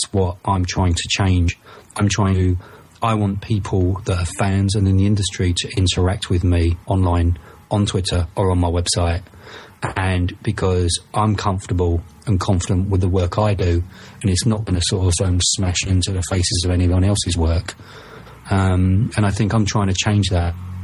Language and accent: English; United Kingdom; maybe it's because of my accent, maybe it's because I'm from the UK